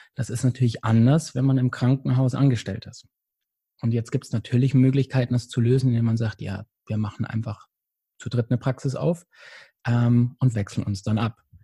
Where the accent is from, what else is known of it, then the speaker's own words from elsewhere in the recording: Bavaria, Germany; moved away as an adult; also born or lived in Munich; now in Hamburg, Germany; ich komme wie gesagt, aus Bayern. Das ist ein kleines Dorf